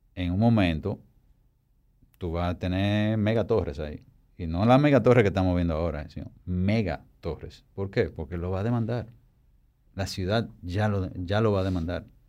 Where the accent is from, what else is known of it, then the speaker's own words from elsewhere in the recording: Santo Domingo, Dominican Republic; Y es donde está mi oficina, donde yo nací, donde yo vivo.